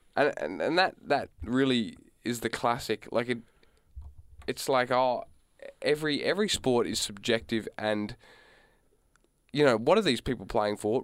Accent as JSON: {"language": "English", "country": "Australia", "said": "We're Australian"}